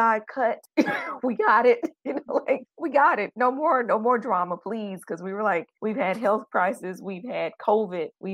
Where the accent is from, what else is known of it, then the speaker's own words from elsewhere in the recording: Chattanooga, Tennessee, United States; moved away as an adult; also born or lived in Indianapolis, Indiana; now in Taipei, Taiwan; I'm from Chattanooga, Tennessee